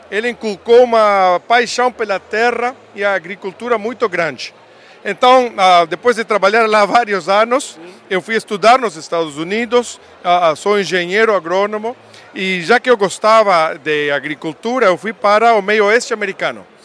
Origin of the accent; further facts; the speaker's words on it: Uruguay; accent: Uruguayan; Portuguese is a second language; moved away as an adult; also born or lived in Midwest, United States; sou sotaque uruguaio, eu nasci lá em Montevidéu, mas eu me criei numa fazenda, a minha família tem uma pequena propriedade, é, a, a gado, agricultura, grãos.